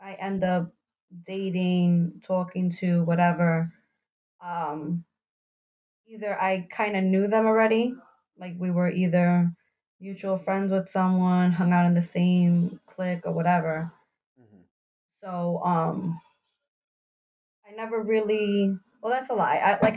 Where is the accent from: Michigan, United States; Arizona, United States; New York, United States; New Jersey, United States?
New York, United States; New York City; I'm originally from the Bronx too, whatever, whatever. You know, I lived on Mars Park, da-da-da-da. I went to this school